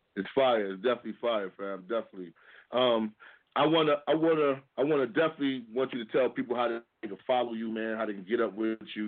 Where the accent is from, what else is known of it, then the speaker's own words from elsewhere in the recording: New York City, New York, United States; I'm from Harlem